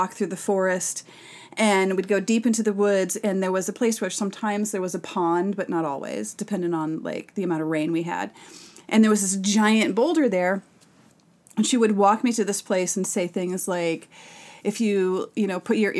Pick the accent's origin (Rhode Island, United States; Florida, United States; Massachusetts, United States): Massachusetts, United States; growing up in Massachusetts